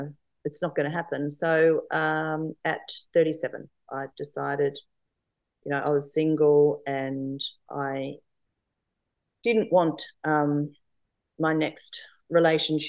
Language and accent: English; Adelaide, South Australia, Australia; moved away as an adult; also born or lived in Townsville / Darwin / Sydney; now in Sunshine Coast, Australia; I was born in Adelaide. Mm-hmm. And went to school and uni in Adelaide